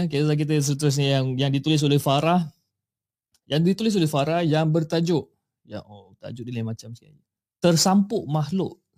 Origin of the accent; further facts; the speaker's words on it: Negeri Sembilan, Malaysia; Aku ni berasal daripada Negeri Sembilan. Bersekolah agama di Negeri Sembilan pada tahun 2007 hinggalah ke 2011